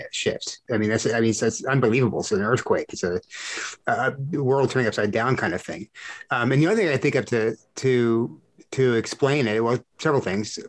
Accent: South Texas, United States; growing up in Texas, South Texas

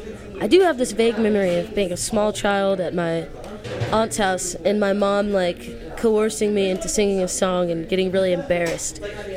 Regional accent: Indianapolis, Indiana, United States; also born or lived in Avon, Indiana; as a wee lad growing up in Indianapolis, and then about around like 14 or 15 we made the move out to Avon, Indiana.

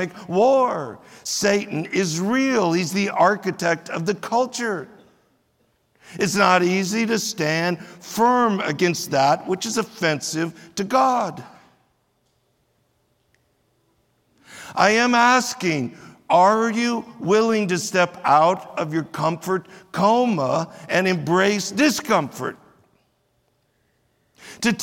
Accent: United States; we as American Christians

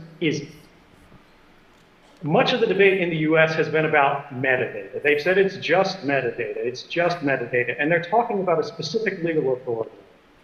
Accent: United States; I'm an American and I'm a citizen, just like everyone else

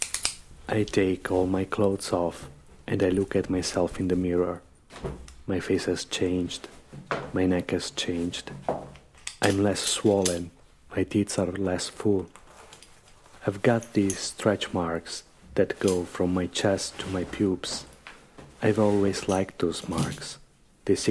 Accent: Verona, Veneto, Italy; now in Rome, Italy; Verona, my hometown

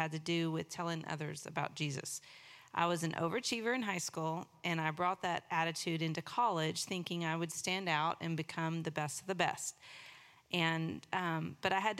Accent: East Texas, United States; also born or lived in Beaumont, Texas; we moved to East Texas and grew up there

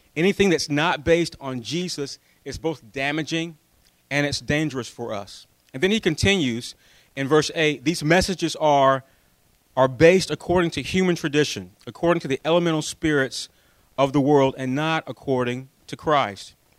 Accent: United States; we're American

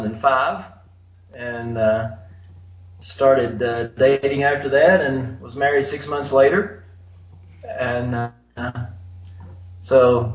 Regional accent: Bristol, Virginia, United States; moved away as an adult; also born or lived in Los Angeles; now in Malawi; I grew up in Bristol, Virginia, and came to know the Lord when I was in my 20s. Don't know the exact date, but grew up in a nominal Christian home

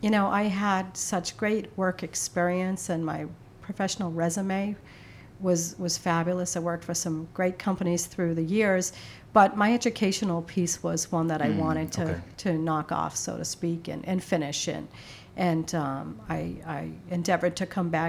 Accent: Boston, Massachusetts, United States; I grew up in the city in Boston.

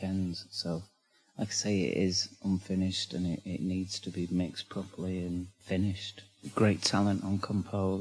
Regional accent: Manchester, North West England, United Kingdom; accent: northern; I come from Manchester, which is in England, and it's the north of England, hence this strange accent

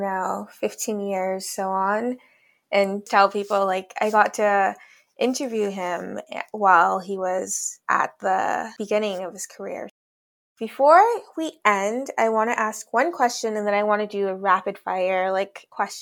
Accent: Sierra Leone; I'm from Sierra Leone, the land of the lions.

